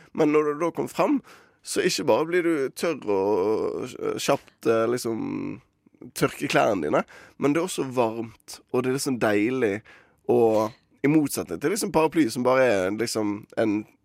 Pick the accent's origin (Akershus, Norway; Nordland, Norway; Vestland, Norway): Vestland, Norway; Bergen; mitt ansvar som bergenser